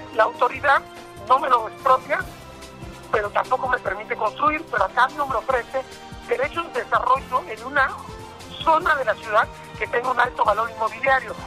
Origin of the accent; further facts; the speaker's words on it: Guadalajara, Jalisco, Mexico; no solamente como tapatíos, no solamente como jaliscienses